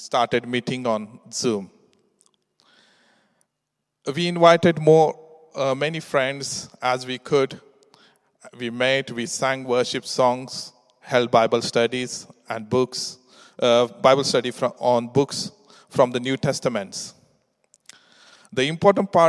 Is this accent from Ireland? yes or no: no; India; English is a second language; moved away as an adult; now in England; We come to England from India 15 years ago to work.